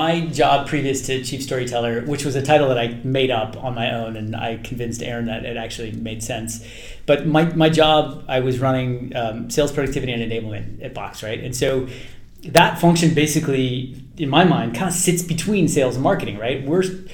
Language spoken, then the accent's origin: English; Palo Alto, California, United States; also born or lived in Chicago; growing up in Palo Alto